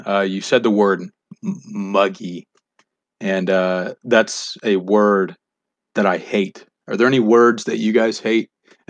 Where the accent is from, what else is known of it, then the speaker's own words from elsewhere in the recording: United States; We are American boys, after all.